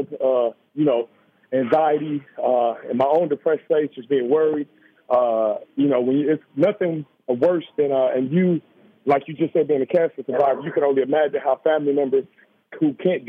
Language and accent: English; Chicago, Illinois, United States; just growing up in Chicago has not been an easy process for us.